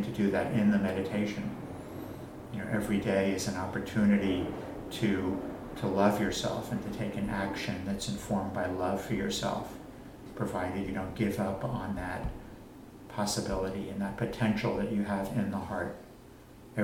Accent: Long Island, New York, United States; I grew up on Long Island

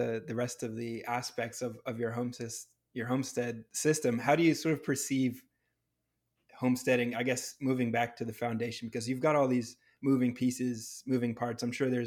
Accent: New England, United States; now in Southern California, United States; Growing up in New England

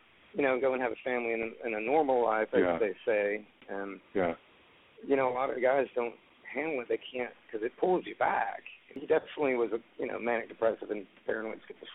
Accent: Memphis, Tennessee, United States; moved away; also born or lived in Texas; we were born and raised in Memphis, Tennessee

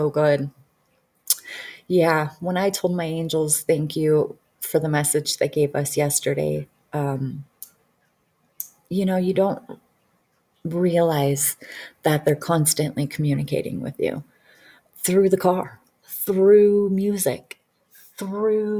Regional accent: Detroit, Michigan, United States; I grew up in Detroit.

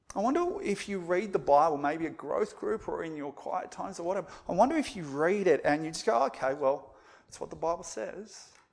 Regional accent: Australia; as Aussie evangelicals

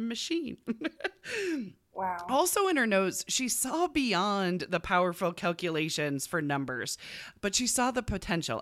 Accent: United States; we're American and not British

